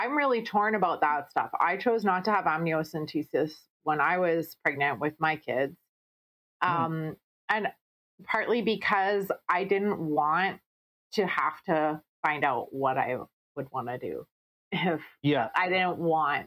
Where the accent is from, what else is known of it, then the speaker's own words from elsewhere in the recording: Winnipeg, Manitoba, Canada; I grew up in Transcona.